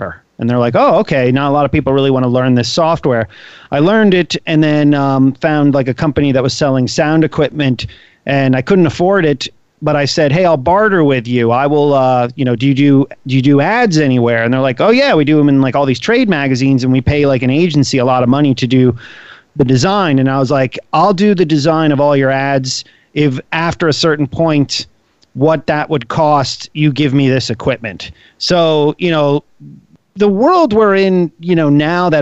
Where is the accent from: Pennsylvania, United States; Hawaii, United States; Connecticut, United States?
Pennsylvania, United States; Bethlehem; I grew up in eastern Pennsylvania, outside Philadelphia, in a steel town known as Bethlehem, Pennsylvania